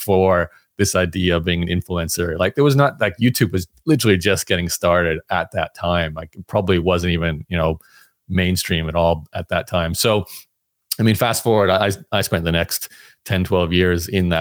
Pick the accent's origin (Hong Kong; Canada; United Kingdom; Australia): Australia; I grew up in Australia